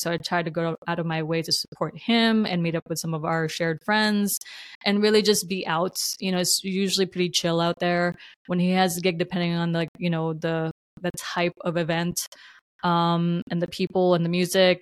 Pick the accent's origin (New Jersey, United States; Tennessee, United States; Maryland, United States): New Jersey, United States; moved away as an adult; now in West Coast, United States; I will always claim Jersey is my home state. I'm so proud to be from New Jersey. It's made me who I am.